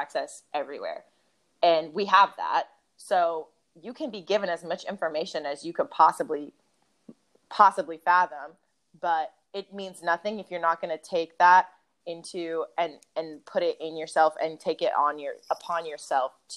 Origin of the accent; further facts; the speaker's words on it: Memphis, Tennessee, United States; also born or lived in Chicago; we moved to Memphis when I was probably 3. But a lot of my culture is still very much Midwestern